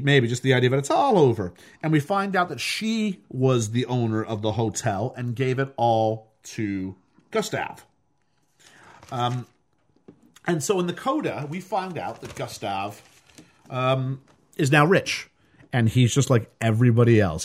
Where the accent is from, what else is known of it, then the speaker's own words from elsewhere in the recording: Canada; as a Canadian